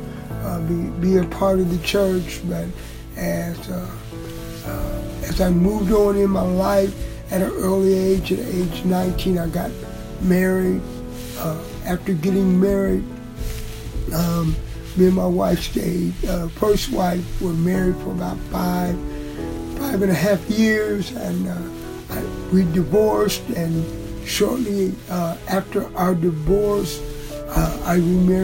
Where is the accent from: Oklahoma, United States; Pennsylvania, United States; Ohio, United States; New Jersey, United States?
Ohio, United States; Springfield; I'm from Springfield, Ohio.